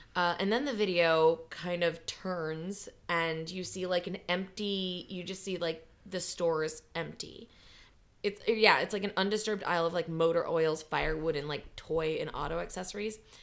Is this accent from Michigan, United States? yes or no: no; Wisconsin, United States; in Wisconsin where we have deer hunting season